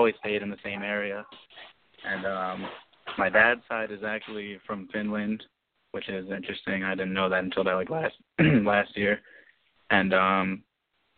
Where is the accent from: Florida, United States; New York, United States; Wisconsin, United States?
New York, United States; Saugerties; I'm from Saugerties, New York.